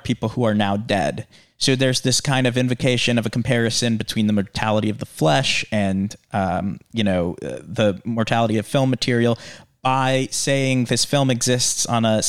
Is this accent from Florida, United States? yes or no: no; Michigan, United States; now in New York, United States; I'm from Michigan